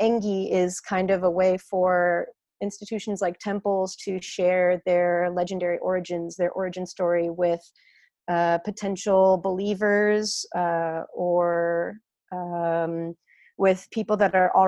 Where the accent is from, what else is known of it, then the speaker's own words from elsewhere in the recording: Boston, Massachusetts, United States; growing up in the Boston area